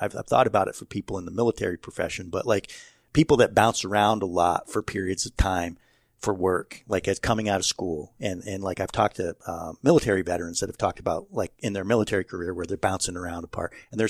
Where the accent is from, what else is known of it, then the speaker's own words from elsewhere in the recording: Chestertown, New York, United States; I grew up in Chestertown, up in the Lake George region.